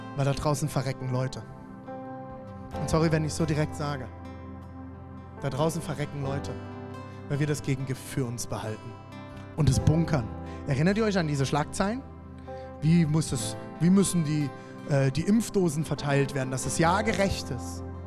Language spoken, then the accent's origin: German; Germany; also born or lived in Erfurt; als Deutscher